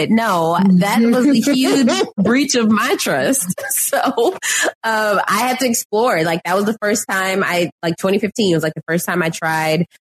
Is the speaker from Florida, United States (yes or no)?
no; Texas, United States; as a Texan, just constantly, um, having Bluebell like as the ice cream of choice, even just driving from Houston to Austin